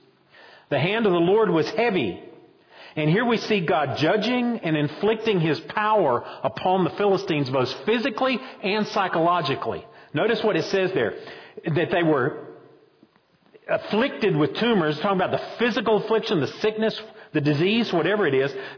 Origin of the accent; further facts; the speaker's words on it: Boone, North Carolina, United States; now in Roxboro, United States; when I was growing up in Boone, we kind of laughed at the folks down in Wilkes County